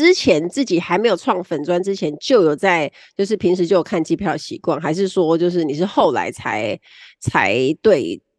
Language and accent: Chinese; Kaohsiung, Taiwan; 我是高雄人。